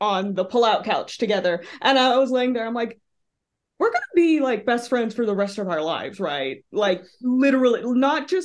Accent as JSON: {"language": "English", "region": "Texas", "country": "United States", "tie": "born or raised there", "said": "a very liberal kid with very liberal parents growing up in Texas"}